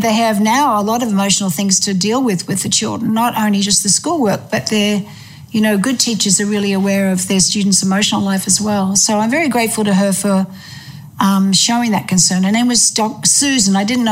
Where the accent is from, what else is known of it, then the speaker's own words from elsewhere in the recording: Melbourne, Victoria, Australia; also born or lived in England; I was born in England, and then when I was 5 years old, we migrated to Australia. And my father was the headmaster of Ormond College in Melbourne.